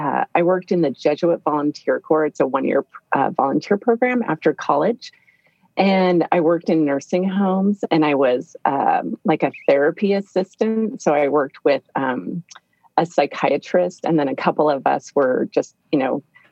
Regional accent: Fullerton, California, United States; I grew up in Orange County, California, Fullerton

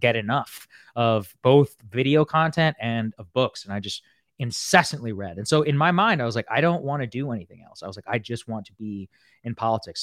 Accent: College Station, Texas, United States; moved away; also born or lived in Qatar; I grew up in College Station, Texas

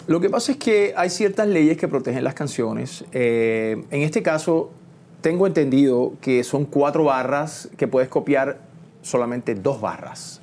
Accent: Trujillo Alto, Puerto Rico; moved away; also born or lived in Santurce, San Juan, Puerto Rico / Miami; me crié en Puerto Rico, en el campo, en Trujillo Alto

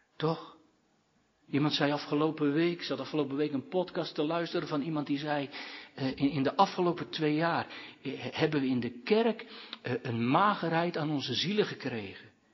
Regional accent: Katwijk, South Holland, Netherlands; bij de oude kerk in Katwijk, dat is mijn geboortedorp

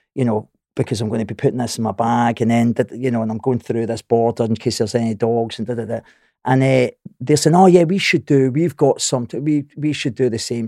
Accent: Scotland, United Kingdom; I'm Scottish

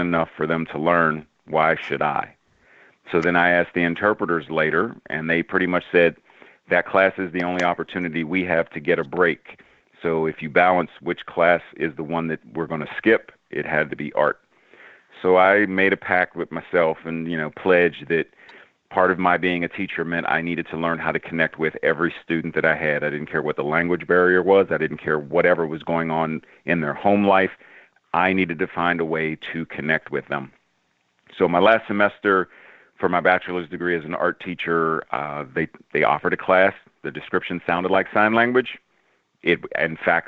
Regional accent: Pittsburgh, Pennsylvania, United States; moved away as an adult; now in Maryland, United States; I grew up in Pittsburgh

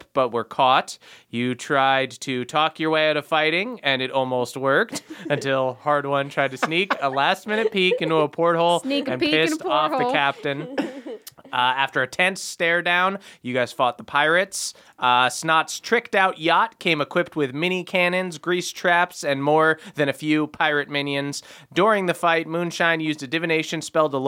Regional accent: New Jersey, United States; accent: Jersey; my Jersey accent

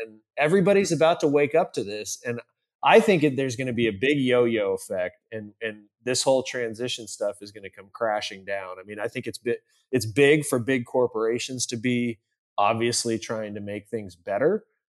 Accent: San Diego, California, United States; Grew up in, born and raised in San Diego.

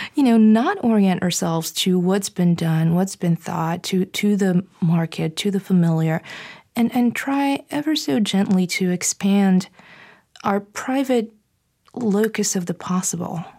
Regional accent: Bulgaria; moved away; growing up in Bulgaria

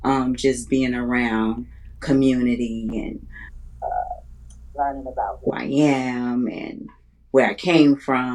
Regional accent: Chicago, Illinois, United States; I am from Chicago, Illinois. Born and raised my whole life, except for when I went to undergrad school. Born to parents that's from Chicago. Well, my mom and my father's from the islands. He's from Jamaica.

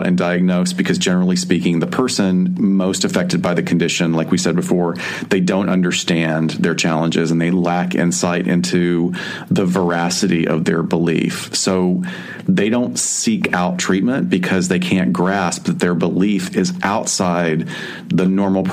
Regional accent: Alabama, United States; accent: Southern; I'm from Alabama

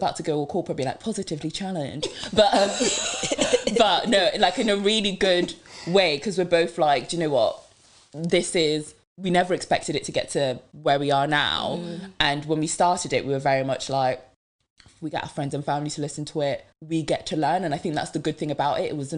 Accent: Devon, South West England, United Kingdom; English is a second language; also born or lived in Democratic Republic of the Congo; I'm Congolese, so from the Democratic Republic of Congo, and yeah, but grew up in Devon.

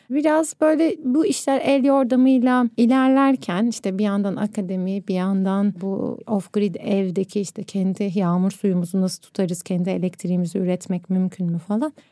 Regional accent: Istanbul, Turkey; born there; Ben İstanbul'da Pierlotti'de ahşap karkas bir evde doğdum.

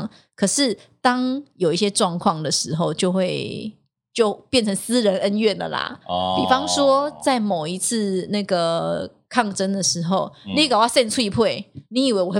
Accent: southern Taiwan, Taiwan; accent: southern Taiwanese; 因为他觉得我的口音很怪，嗯、南部腔很浓。

